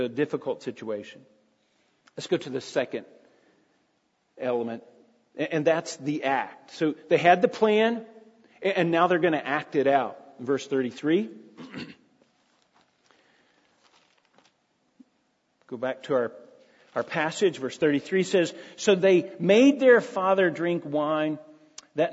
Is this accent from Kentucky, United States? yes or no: yes; Jenkins, Kentucky, United States; I grew up in a little town called Jenkins, Kentucky, population 2,000, at its heyday